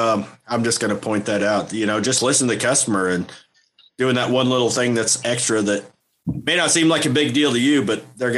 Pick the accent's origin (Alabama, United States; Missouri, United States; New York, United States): Missouri, United States; I'm from Missouri, man. I'm used to a broken transmission here and there.